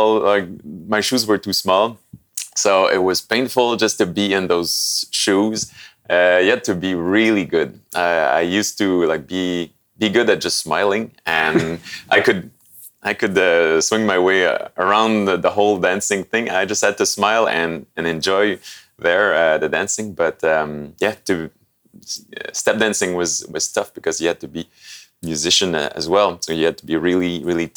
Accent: Sept-Îles, Quebec, Canada; now in Montreal, Canada; I come from the North Shore of Quebec

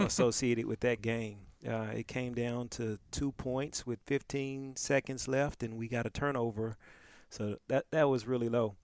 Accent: Pine Bluff, Arkansas, United States; moved away; also born or lived in New Orleans; I was born and raised in Pine Bluff, Arkansas

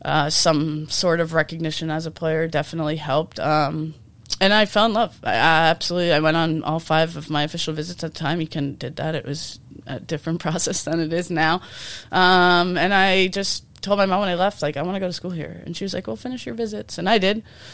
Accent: Peabody, Massachusetts, United States; Yeah, but I grew up in Peabody youth soccer.

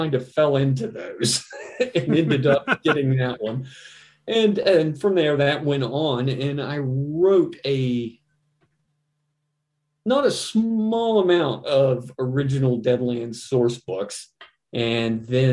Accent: Virginia, United States; came back to my home state, Virginia

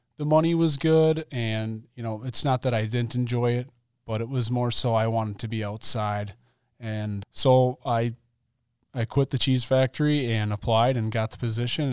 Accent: Mount Calvary, Wisconsin, United States; I grew up in Mount Calvary, Wisconsin, pretty small city

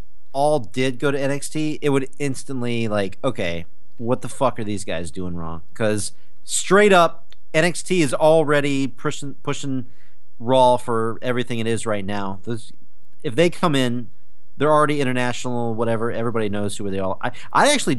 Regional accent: North Carolina, United States; I'm from North Carolina.

